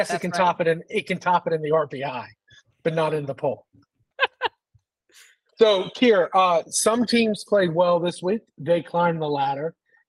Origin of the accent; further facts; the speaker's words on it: Atlanta, Georgia, United States; Yeah, so I grew up in Atlanta.